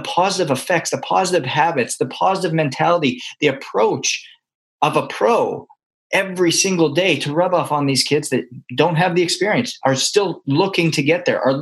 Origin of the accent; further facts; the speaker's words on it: Canada; now in United States; I'm a Canadian adopted by America.